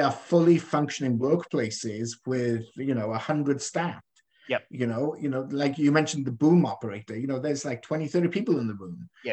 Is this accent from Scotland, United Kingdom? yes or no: no; Wales, United Kingdom; now in Canada; I am from Wales, I'm from the valleys, from Merchanachie.